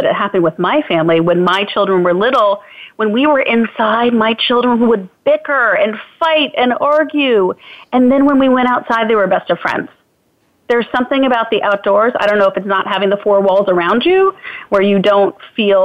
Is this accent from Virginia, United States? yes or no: yes; Virginia, United States; also born or lived in Illinois; when we moved from Illinois to Virginia when I was four